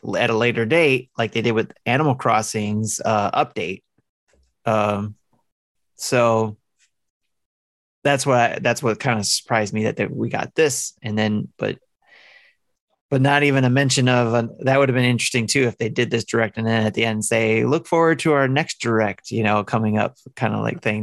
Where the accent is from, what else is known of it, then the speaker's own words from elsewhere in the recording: Detroit, Michigan, United States; I'm from the Motor City